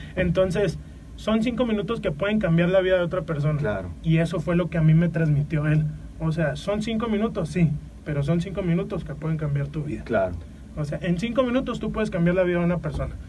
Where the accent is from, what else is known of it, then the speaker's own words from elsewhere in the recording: Mexico; nosotros como mexicanos